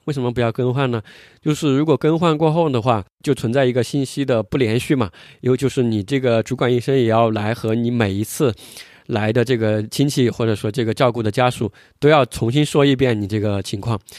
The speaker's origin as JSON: {"language": "Chinese", "country": "China", "said": "我们作为中国人"}